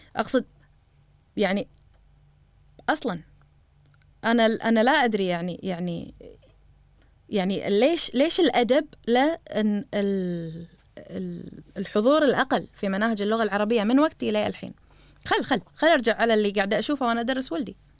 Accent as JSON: {"language": "Arabic", "country": "Kuwait", "said": "إحنا عندنا بالكويت"}